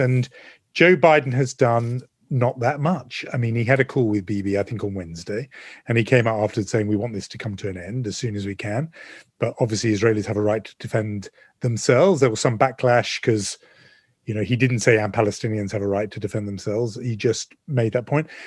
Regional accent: United Kingdom; also born or lived in London; me being very British

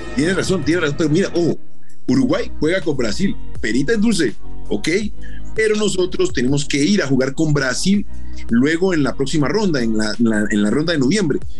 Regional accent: Colombia; como somos los colombianos.

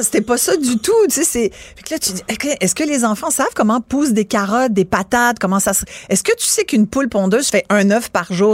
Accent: Mont-Saint-Hilaire, Quebec, Canada; also born or lived in France; Ils ont loué une terre chez un agriculteur euh, à, à Saint-Hilaire, au pied du mont Saint-Hilaire

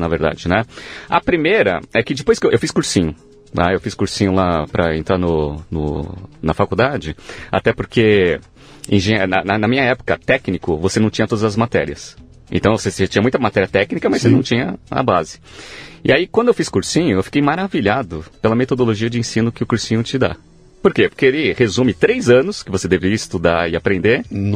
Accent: São Paulo, Brazil; Eu nasci em São Paulo mesmo

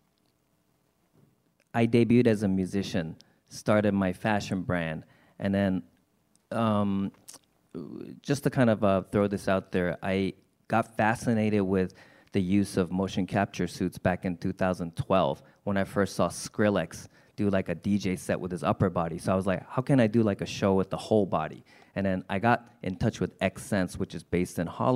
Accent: Tokyo, Japan; I'm from Tokyo

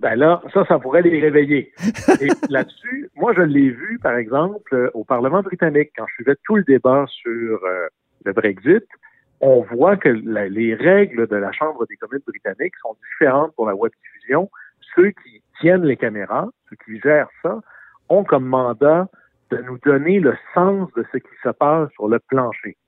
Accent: Quebec, Canada; chez moi au Sénégal-Saint-Jean, on fait de l'aluminium

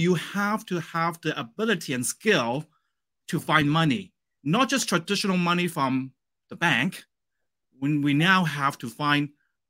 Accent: Canada; And as a Canadian, we actually have banks locally in Canada that they lend us money to buy properties in the States as well.

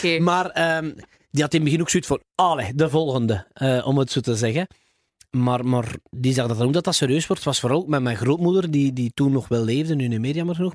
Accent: Flanders, Belgium; als Vlamingen

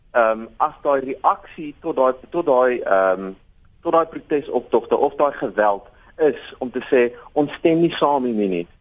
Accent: South Africa; Ek self beskou myself as 'n Afrikaner seun

